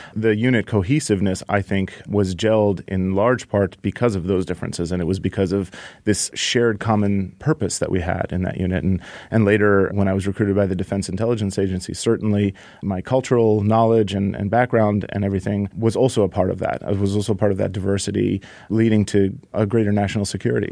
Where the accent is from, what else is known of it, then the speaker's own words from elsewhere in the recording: United States; also born or lived in Iran; I was born in America